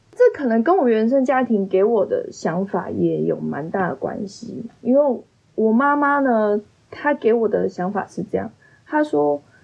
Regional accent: Kaohsiung, Taiwan; moved away as an adult; now in Dongyin, Taiwan; 因为我是高雄人

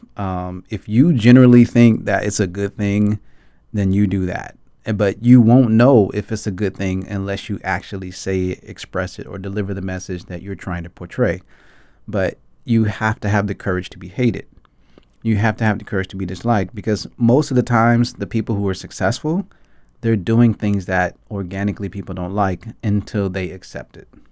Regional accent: Atlanta, Georgia, United States; moved away as an adult; now in Taipei, Taiwan; I grew up in Atlanta, Georgia

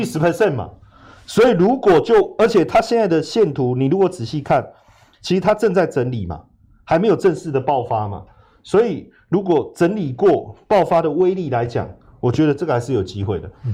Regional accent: Taiwan; 因为我们进入四级，不是我们台湾人会有问题啊

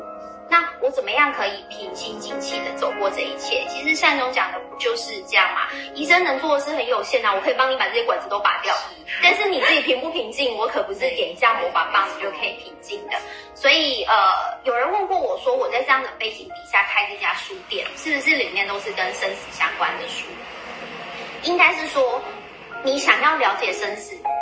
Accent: Taiwan; 以我们台湾人来说，

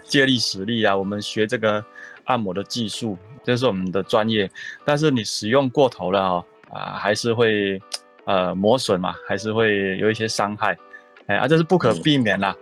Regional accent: Taichung, Taiwan; 我是一个，呃，在台中长大的一个小孩

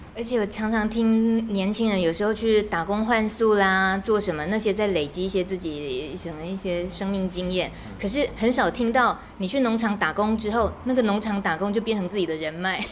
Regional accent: Wufeng, Taichung, Taiwan; moved away; 越来越接近自己国小的母校，然后我采访的人竟然竟然就在母校的旁边而已，四德国校，雾峰的四德国校

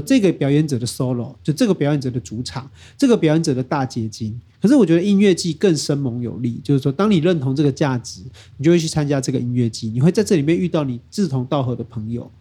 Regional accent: Taiwan; 我们台湾人的前辈

